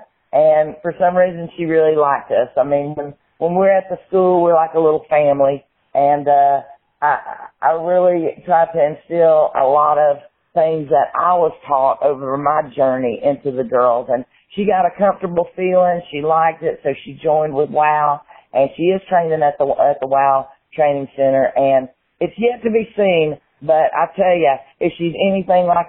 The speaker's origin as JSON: {"language": "English", "region": "the South", "country": "United States", "said": "I'm from the South"}